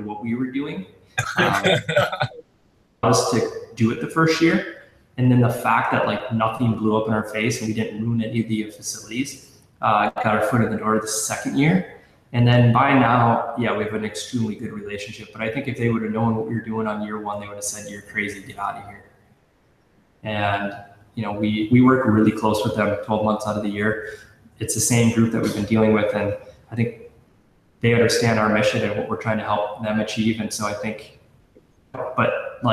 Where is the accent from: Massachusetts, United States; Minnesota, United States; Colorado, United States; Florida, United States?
Minnesota, United States; St. Cloud; I'm from St. Cloud. I'm born and raised, love the city.